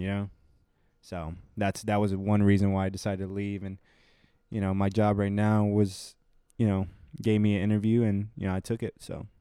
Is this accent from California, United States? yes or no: no; Houston, Texas, United States; I'm from Houston, Texas